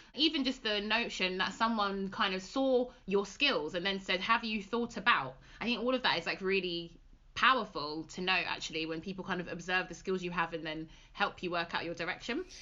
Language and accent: English; London, United Kingdom; moved away; also born or lived in West Midlands; we're originally from London